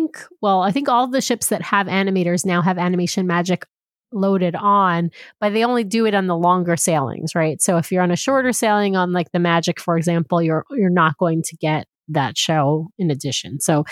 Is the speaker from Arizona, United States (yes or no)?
no; New York, United States; I grew up in New York